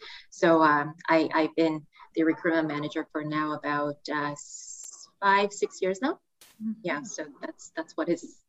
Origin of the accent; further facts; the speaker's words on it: South Korea; English is a second language; moved away as an adult; also born or lived in Seattle, United States; now in Canada; So I'm originally from Korea. I was born and raised there. And I moved to Canada in 2014. So that's about 8 years ago.